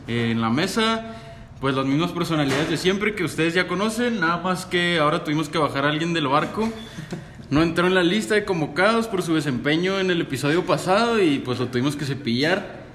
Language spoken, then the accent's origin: Spanish; Mexico; nos está preocupando a todos como mexicanos